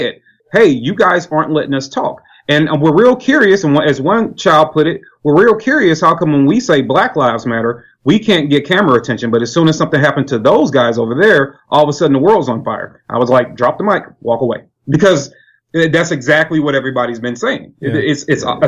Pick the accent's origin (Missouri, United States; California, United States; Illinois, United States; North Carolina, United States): Missouri, United States; St. Louis; I am from St. Louis, Missouri